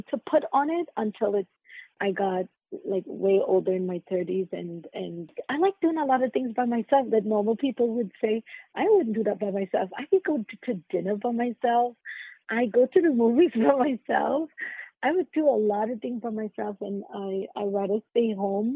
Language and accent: English; Trinidad & Tobago; moved away as an adult; now in New York City, United States; I grew up in Trinidad and Tobago, and I grew up with my great-grandmother